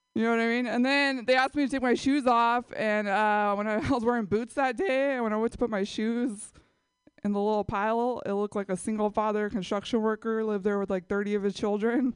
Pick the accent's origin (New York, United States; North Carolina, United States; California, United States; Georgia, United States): California, United States; San Jose; I grew up in San Jose